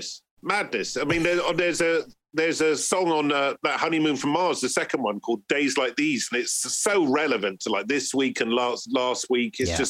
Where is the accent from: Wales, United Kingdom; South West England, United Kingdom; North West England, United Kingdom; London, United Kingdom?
South West England, United Kingdom; Bristol; You know, because I'm growing up in Bristol, like … and all that, they're like my mates.